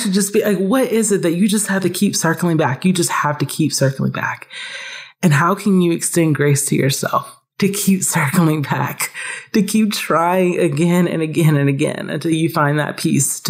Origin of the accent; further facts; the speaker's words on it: Atlanta, Georgia, United States; growing up in Atlanta